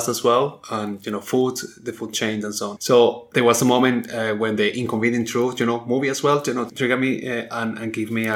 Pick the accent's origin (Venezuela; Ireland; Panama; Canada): Venezuela; moved away; also born or lived in Europe; I grew up in South America, in the Global South, in Venezuela specifically, and it's an oil state